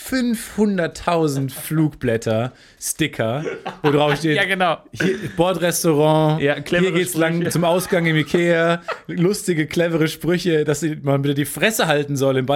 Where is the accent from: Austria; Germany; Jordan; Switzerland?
Jordan; mein Heimatland Jordanien.